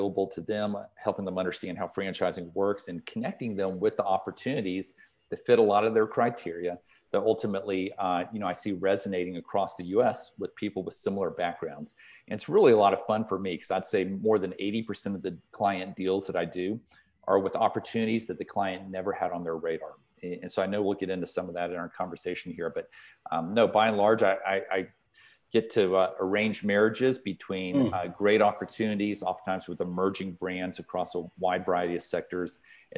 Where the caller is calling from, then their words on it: Atlanta, Georgia, United States; Zooming in from Atlanta, Georgia. So, here in the heart of the city in Buckhead, and calling in from our home office.